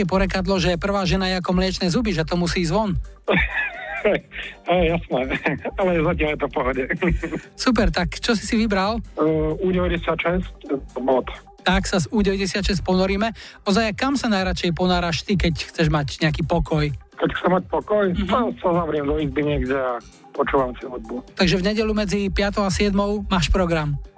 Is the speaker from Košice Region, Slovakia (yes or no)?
no; Sliač, Banská Bystrica Region, Slovakia; Sliač pri zvolení.